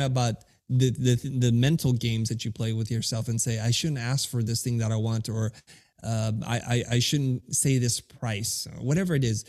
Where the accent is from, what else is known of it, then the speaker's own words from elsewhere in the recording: United States; English is a second language; I grew up in America